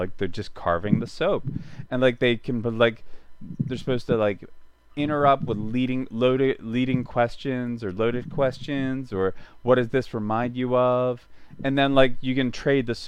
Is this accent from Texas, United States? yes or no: no; Philadelphia, Pennsylvania, United States; I'm from Philadelphia